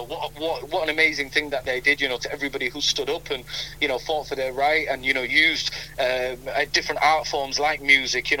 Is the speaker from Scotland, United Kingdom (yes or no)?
no; Leeds, Yorkshire and the Humber, United Kingdom; first language Punjabi; it's my mother tongue, but born and raised here in Leeds